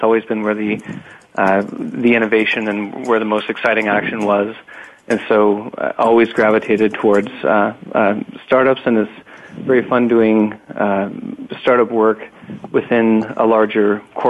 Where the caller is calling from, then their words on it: California, United States; Calling in from sunny California right now.